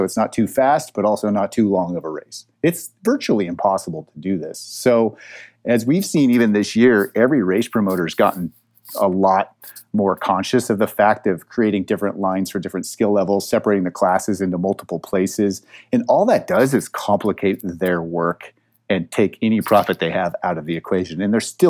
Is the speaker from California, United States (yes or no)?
no; Montana, United States; I am from Montana